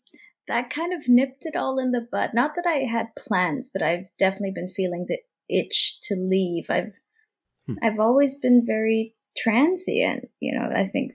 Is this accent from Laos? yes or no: yes; Laos; And I think growing up in Laos for the longest period, you know, it was, you know, a communist Southeast Asian country.